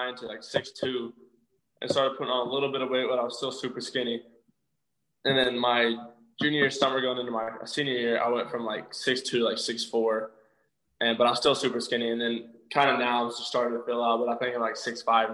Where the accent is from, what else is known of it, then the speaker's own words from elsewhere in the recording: Spiro, Oklahoma, United States; also born or lived in Broken Arrow, Oklahoma; I'm originally from a place called Spiro, Oklahoma, which is like 3,000 people